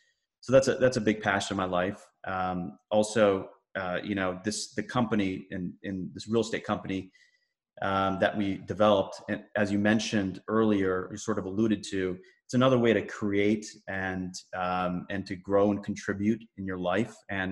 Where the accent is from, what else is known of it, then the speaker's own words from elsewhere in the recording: Virginia, United States; also born or lived in Massachusetts; I was born and brought up in Massachusetts, actually moved around a lot as a kid, and then grew up in Northern Virginia, pretty much where I settled in.